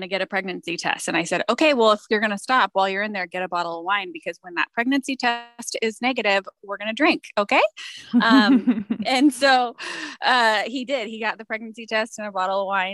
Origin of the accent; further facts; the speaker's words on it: California, United States; I'm from California